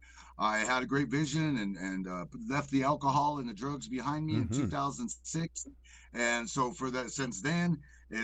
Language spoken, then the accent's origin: English; Pacific Northwest, United States; also born or lived in White Earth Nation, Minnesota; now in Southern Oregon, United States; I kind of grew up in the Pacific Northwest, you know, a little bit during my high school years